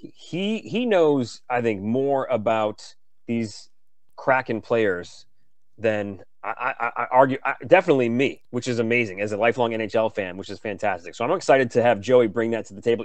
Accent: Detroit, Michigan, United States; now in Seattle, United States; I grew up in Detroit, Michigan

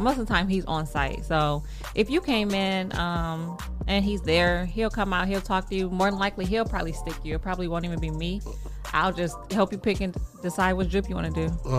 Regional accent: Davison, Michigan, United States; moved away as an adult; now in Toledo, United States; No, I'm actually from Flint.

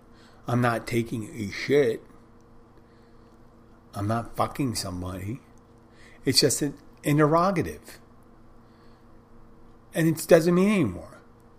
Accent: Philadelphia, Pennsylvania, United States; moved away; I am from Philadelphia originally

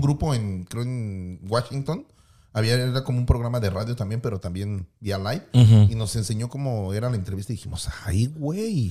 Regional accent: Mexico City, Mexico; now in United States; soy de la Ciudad de México, entonces un día decido emigrar a los Estados Unidos

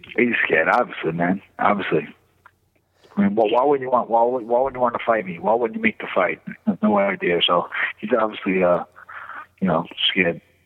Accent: New York, United States; I was from New York.

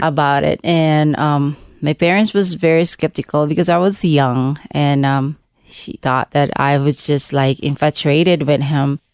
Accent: Cebu, Central Visayas, Philippines; English is a second language; moved away as an adult; now in United States; I grew up in, um, this second biggest city of the Philippines called Cebu. but I live in a little village

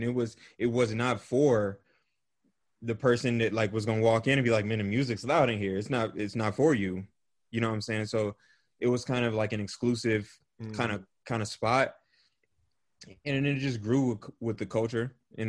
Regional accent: Kansas City, United States; now in Denver, United States; I grew up in Kansas City. I live in Denver now, but I grew up in Kansas City.

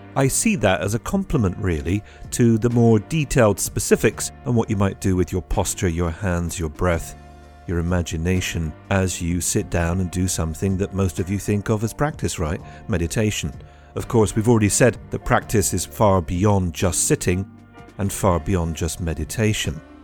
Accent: United Kingdom; now in Trieste, Italy; I'm British

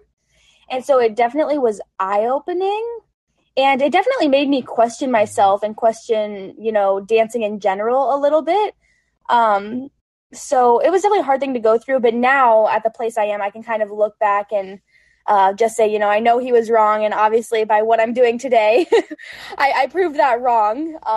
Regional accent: Colorado, United States; moved away; I'm from Colorado originally

